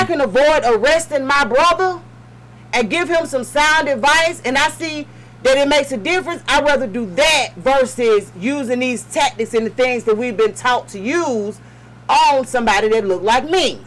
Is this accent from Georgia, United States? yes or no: yes; Atlanta, Georgia, United States; I'm born and raised in Atlanta